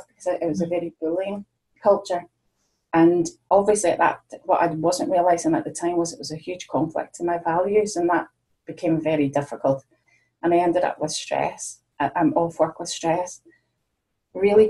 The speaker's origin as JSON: {"language": "English", "region": "Northern Ireland", "country": "United Kingdom", "moved": "yes", "lives_now": "Ayrshire, United Kingdom", "said": "I'm based in Ayrshire now. I'm originally from Northern Ireland, but I've been living here since 1994."}